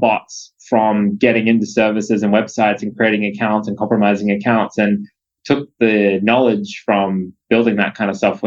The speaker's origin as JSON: {"language": "English", "country": "Australia", "moved": "as an adult", "lives_now": "United States", "said": "as an Aussie"}